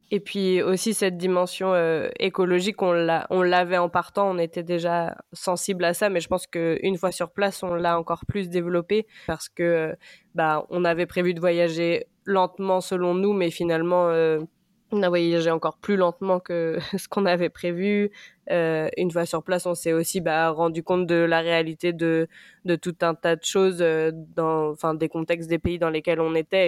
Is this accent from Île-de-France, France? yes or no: no; a small village south of Rennes, Brittany, France; j'ai 29 ans et je viens d'un petit village au sud de Rennes.